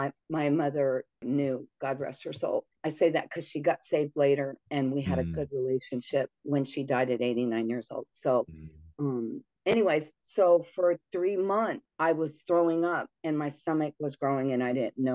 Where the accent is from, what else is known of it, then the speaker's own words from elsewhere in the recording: Redondo Beach, California, United States; moved away as an adult; also born or lived in Tustin, California; now in Las Vegas, United States; we moved 2 cities away from Redondo Beach